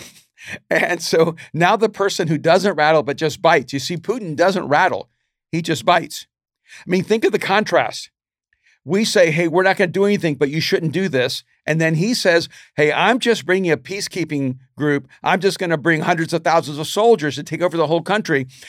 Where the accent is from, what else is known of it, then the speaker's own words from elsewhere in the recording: United States; as an American